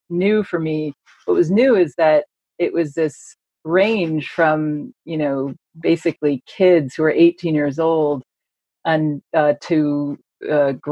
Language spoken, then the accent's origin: English; United Kingdom; now in United States; so I'm a British historian. I teach at Boston College.